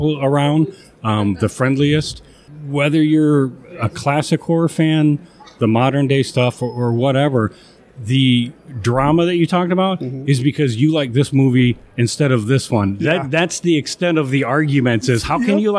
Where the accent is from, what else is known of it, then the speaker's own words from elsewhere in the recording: Chicago, Illinois, United States; I'm from the Chicagoland area, so it's going to be Svengoolie. I grew up watching him back in the day